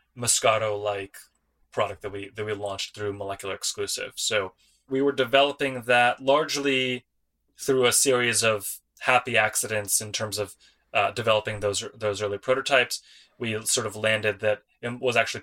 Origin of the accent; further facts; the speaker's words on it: Detroit, Michigan, United States; moved away as an adult; I grew up in the Detroit area